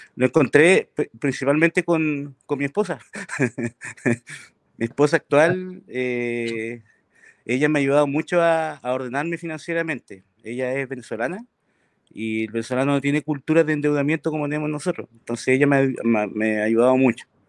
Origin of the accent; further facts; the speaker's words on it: Chile; Yo soy de Puerto y trabajo en el Rubio salmonero